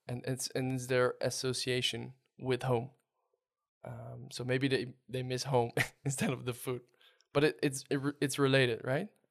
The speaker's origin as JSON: {"language": "English", "country": "Netherlands", "said": "your host from the Netherlands."}